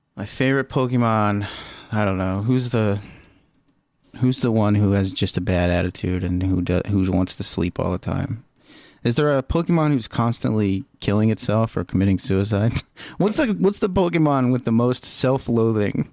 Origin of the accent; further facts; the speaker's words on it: Lima, Ohio, United States; My hometown was Lima, and they had a, a Lima bean as a mascot